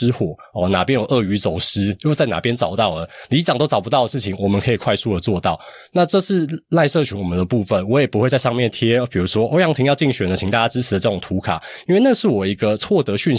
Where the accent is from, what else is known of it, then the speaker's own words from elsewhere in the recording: Hsinchu County, Taiwan; 我是新竹人